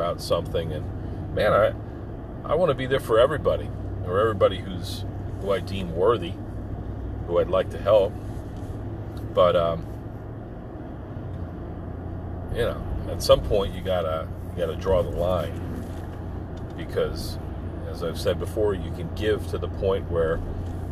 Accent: United States

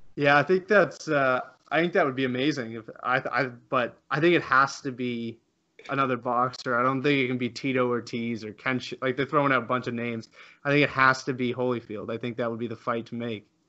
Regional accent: Canada; I'm Canadian too

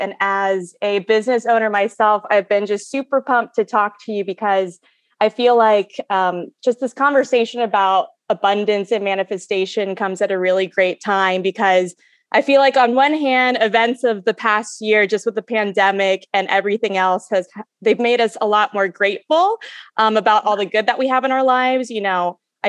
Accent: Kentucky, United States; I'm from Kentucky.

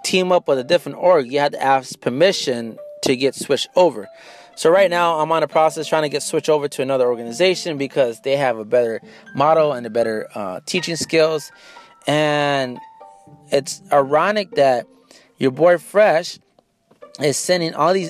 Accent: San Antonio, Texas, United States; I'm from San Antonio.

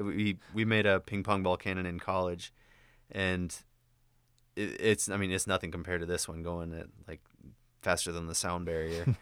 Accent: Indiana, United States; moved away; I'm from Indiana

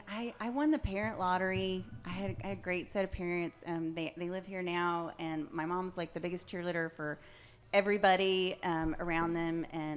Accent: Irving, Texas, United States; I was born in Irving, Texas. Former home of the Dallas Cowboys.

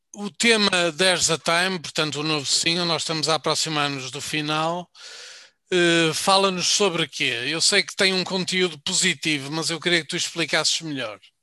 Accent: Braga, Norte, Portugal; eu sou de Braga

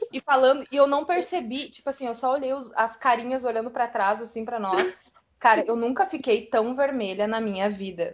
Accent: South Region, Brazil; aqui no sul a gente vive

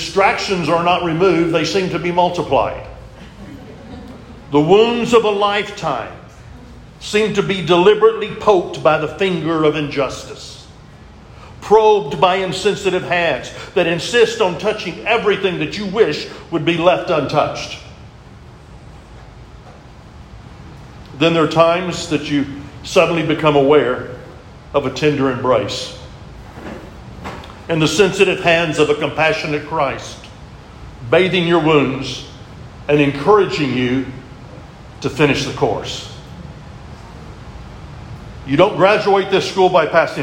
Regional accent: Texas, United States; I'm a Texan

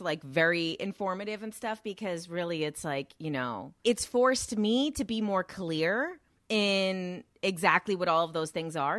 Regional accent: Jersey City, New Jersey, United States; I grew up in Jersey City, New Jersey

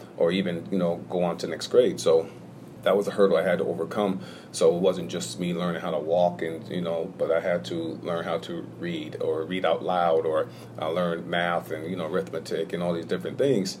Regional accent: Hudson, New York, United States; born and raised in Hudson, New York

